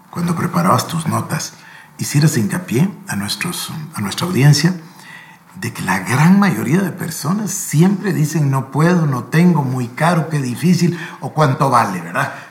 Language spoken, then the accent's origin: Spanish; Guatemala; Porque aquí en Guatemala, pues obvio, somos guatemaltecos, sabemos, ¿no?